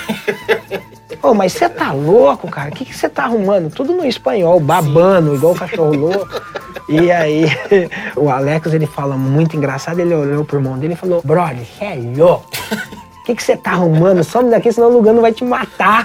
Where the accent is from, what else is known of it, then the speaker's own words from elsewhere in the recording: Brazil; nós brasileiros